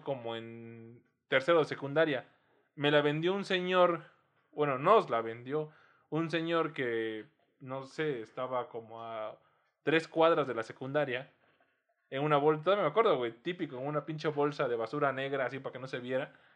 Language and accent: Spanish; Oaxaca, Mexico; now in Mexico City, Mexico; yo que soy de Oaxaca, yo que crecí en. Ni siquiera en la ciudad, porque la segunda parte de mi pubertad la pasé en pueblos